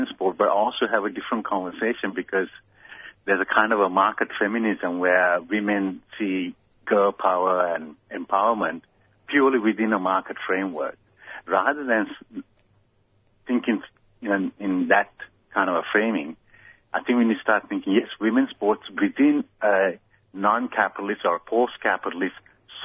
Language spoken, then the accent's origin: English; Sri Lanka; moved away as an adult; also born or lived in United States; I came from Sri Lanka, went to America to be a better springboard diver